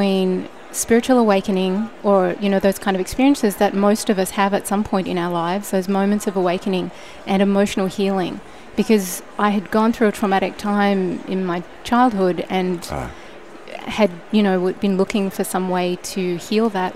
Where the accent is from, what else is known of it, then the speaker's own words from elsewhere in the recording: Australia; also born or lived in Sydney, Australia; now in California, United States; I grew up in Australia on the beautiful East Coast near the beach, and I moved to Sydney when I was 18